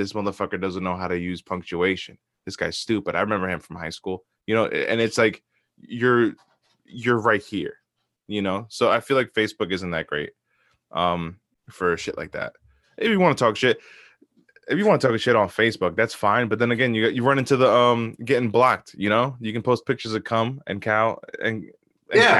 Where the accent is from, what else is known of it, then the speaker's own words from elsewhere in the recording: South Bound Brook, New Jersey, United States; my hometown, South Bound